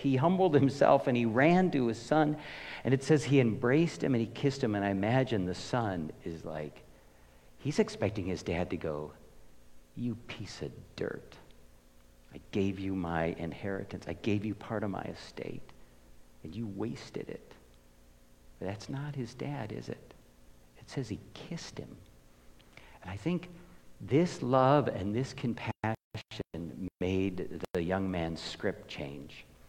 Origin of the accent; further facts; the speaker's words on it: United States; I'm an American